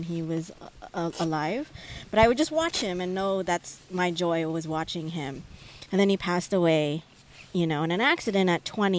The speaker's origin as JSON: {"language": "English", "town": "San Diego", "region": "California", "country": "United States", "tie": "born or raised there", "said": "high school, growing up in San Diego"}